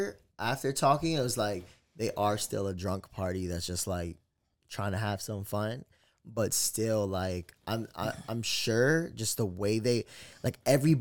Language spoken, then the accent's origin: English; East Coast, United States; But, you know, like, I'm from the East Coast. I'm not from the West Coast.